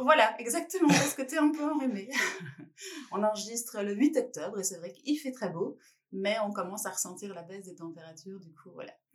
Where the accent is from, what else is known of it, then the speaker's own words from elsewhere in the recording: France; en tant que Française